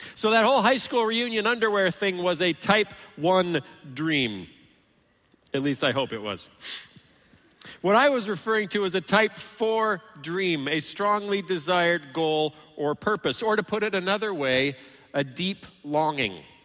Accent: Iowa, United States; moved away; also born or lived in Illinois; I grew up actually in Iowa and then moved to Illinois

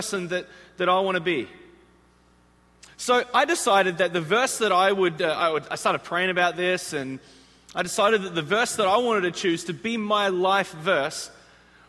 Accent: Australia; moved away as an adult; also born or lived in Chicago, United States; now in United States; I'm actually from the other side of the world, an island. It's actually the largest island on the planet. It's this place called Australia.

